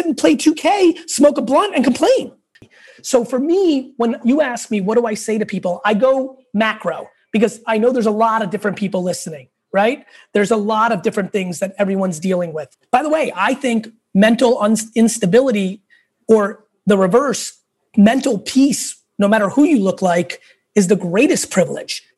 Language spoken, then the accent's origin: English; New York City, New York, United States; also born or lived in Russia; I was born in Russia. We lived in a studio apartment in Queens